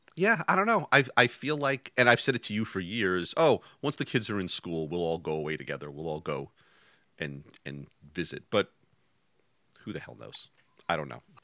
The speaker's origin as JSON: {"language": "English", "region": "New York", "country": "United States", "tie": "born or raised there", "said": "I grew up in New York"}